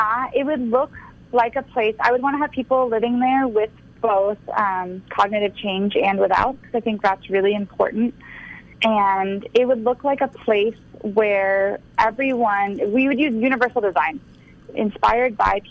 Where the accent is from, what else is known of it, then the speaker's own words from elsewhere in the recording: Florida, United States; I was born in Florida